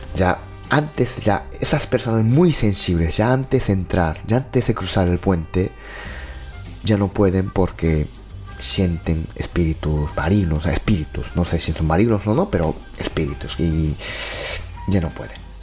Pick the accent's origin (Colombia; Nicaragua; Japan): Japan; now in Spain; soy de Japón